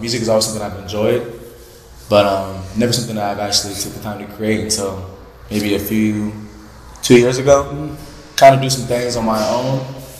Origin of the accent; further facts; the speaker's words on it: Ohio, United States; I grew up in Ohio